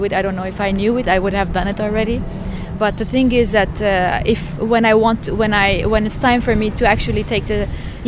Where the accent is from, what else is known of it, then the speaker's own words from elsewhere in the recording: Lebanon; now in Stockholm, Sweden; I come from Lebanon originally.